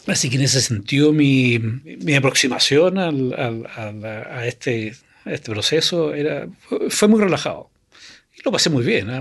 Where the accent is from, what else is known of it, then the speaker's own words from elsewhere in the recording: Chile; moved away as an adult; also born or lived in Canada; el año 82 me fui fuera de Chile a estudiar a Canadá